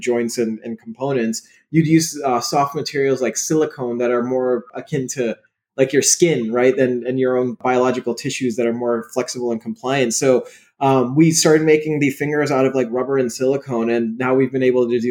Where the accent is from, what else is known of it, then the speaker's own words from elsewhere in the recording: Chicago suburbs, Illinois, United States; My parents are from Pakistan. I was born in the Chicago suburbs